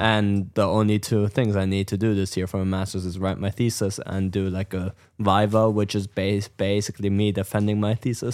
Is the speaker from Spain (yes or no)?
no; Germany; moved away; I'm from Germany